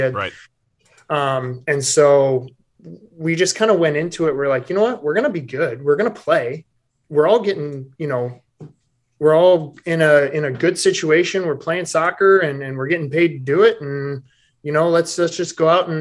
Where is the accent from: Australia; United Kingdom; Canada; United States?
United States; Michigan; moved away; growing up in Michigan. I played with the Michigan Bucks growing up